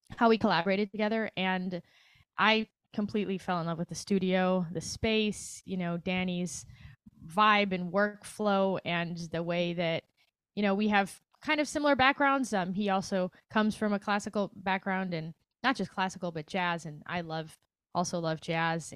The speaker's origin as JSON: {"language": "English", "country": "Brazil", "also_born_or_lived": "New York / Chicago", "moved": "as an adult", "lives_now": "Los Angeles, United States", "said": "I'm from Brazil."}